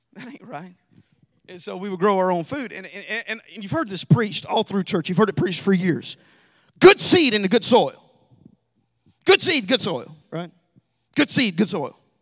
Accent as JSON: {"language": "English", "region": "Alabama", "country": "United States", "moved": "yes", "said": "we love we love to grow food, our own food in Alabama. We lived in a really small town"}